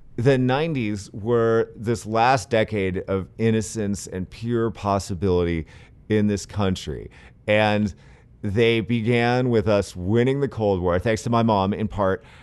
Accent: San Francisco, California, United States; I'm a big skateboarder and I grew up skating in San Francisco

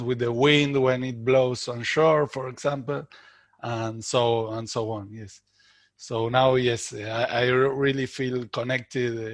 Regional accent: Buenos Aires, Argentina; I'm Argentinian, and I was raised in Buenos Aires

